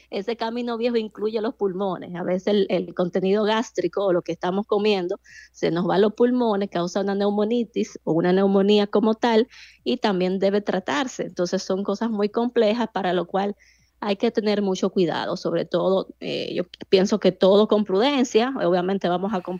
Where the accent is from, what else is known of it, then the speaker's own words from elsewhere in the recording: Dominican Republic; como dominicanos